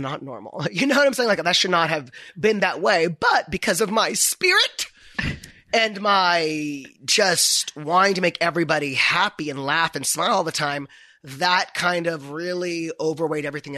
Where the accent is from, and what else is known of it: Orange County, California, United States; born or raised there; moved away as an adult; now in Los Angeles, United States